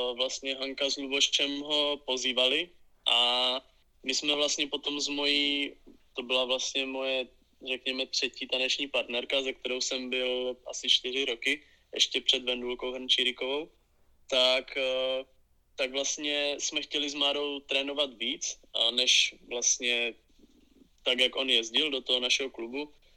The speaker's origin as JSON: {"language": "Czech", "town": "Vyškov", "region": "South Moravian Region", "country": "Czechia", "tie": "born or raised there", "said": "Já jsem začínal vlastně v klubu z mého rodného města H plus L Vyškov"}